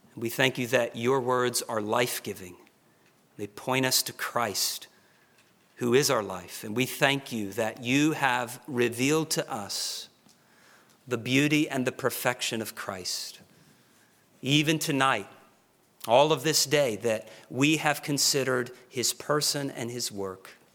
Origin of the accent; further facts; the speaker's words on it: Oklahoma, United States; I'm from Oklahoma